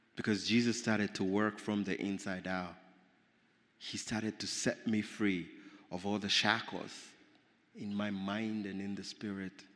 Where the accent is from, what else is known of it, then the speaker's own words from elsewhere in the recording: Nairobi, Kenya; I grew up in Nairobi, Kenya